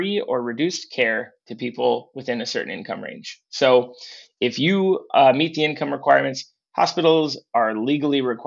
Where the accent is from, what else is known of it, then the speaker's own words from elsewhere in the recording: Portland, Oregon, United States; I grew up in Portland, Oregon